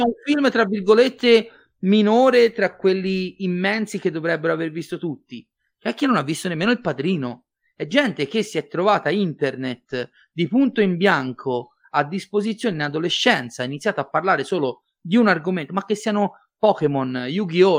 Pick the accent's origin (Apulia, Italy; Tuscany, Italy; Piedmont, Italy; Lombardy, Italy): Tuscany, Italy; Livorno; sono livornese